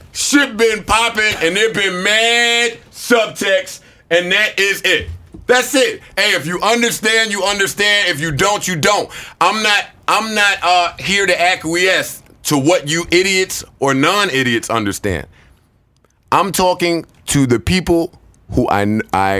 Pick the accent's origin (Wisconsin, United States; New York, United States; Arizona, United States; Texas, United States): New York, United States; New York City; also born or lived in Harlem / New Jersey; I'm from Queens